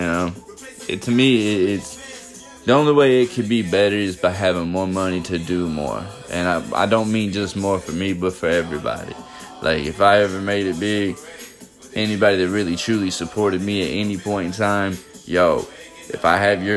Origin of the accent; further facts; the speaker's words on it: the South, United States; I'm from the South